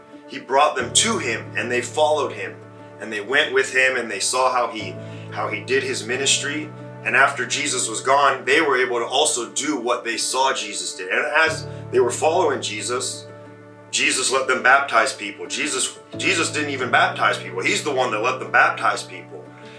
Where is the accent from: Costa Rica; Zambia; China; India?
China; And a long time ago, growing up, I grew up in China, and my mom and dad, they were missionaries there